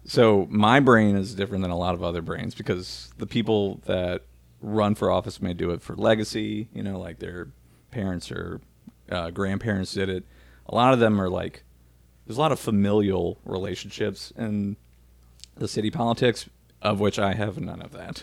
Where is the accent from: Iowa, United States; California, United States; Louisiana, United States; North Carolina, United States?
Louisiana, United States; New Orleans; we loved growing up in New Orleans